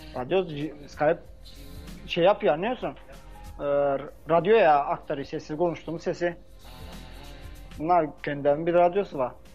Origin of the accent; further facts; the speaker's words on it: Bulgaria; Bulgaristan Türk'üyüz biz